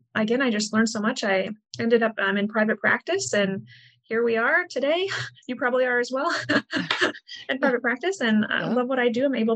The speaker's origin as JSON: {"language": "English", "region": "Midwest", "country": "United States", "tie": "born or raised there", "said": "I'm from the Midwest, born in the Midwest, raised in what I consider to be a very healthy family"}